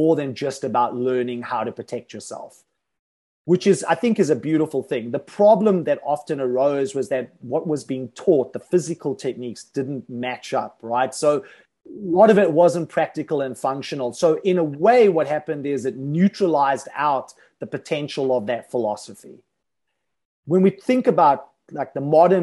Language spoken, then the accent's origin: English; South Africa; when I was growing up in South Africa